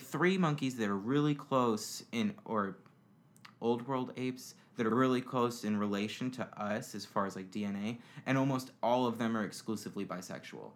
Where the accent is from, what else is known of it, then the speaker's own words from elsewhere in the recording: Florida, United States; also born or lived in Indiana; moved here when I was about six years old, and I've lived here for the past 22 years